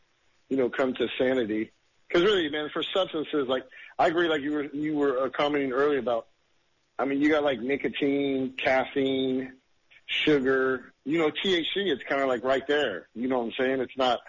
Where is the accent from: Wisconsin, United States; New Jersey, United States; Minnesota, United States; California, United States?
California, United States; And, I was in Virginia, so I grew up in California.